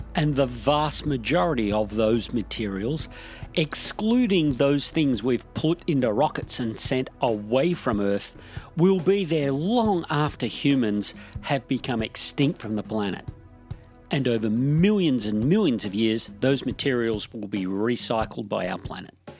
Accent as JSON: {"language": "English", "country": "Australia", "said": "My home country of Australia"}